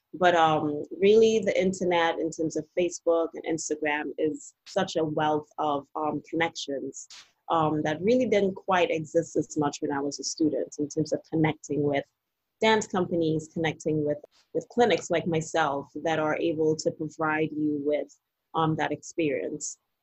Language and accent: English; Trinidad & Tobago; now in Washington DC, United States; I'm originally from Trinidad Tobago